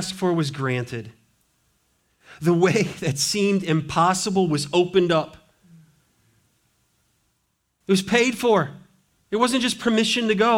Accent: Montana, United States; now in Richmond, United States; Growing up in Montana, you know, Montana, timber everywhere

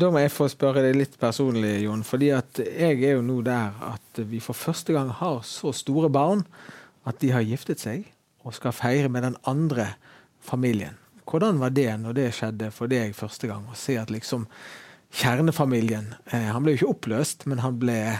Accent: Bergen, Vestland, Norway; men det å være hjemme i Fyllingsdalen, i det huset som jeg har vokst opp

